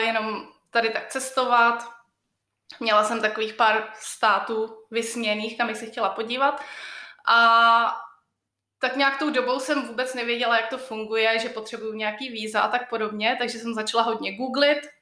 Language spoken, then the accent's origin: Czech; Czechia; also born or lived in Colorado, United States; now in United States; u nás v Čechách